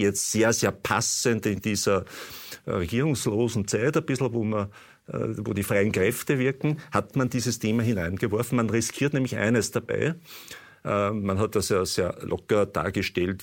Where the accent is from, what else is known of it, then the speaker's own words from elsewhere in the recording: Austria; bei uns in Österreich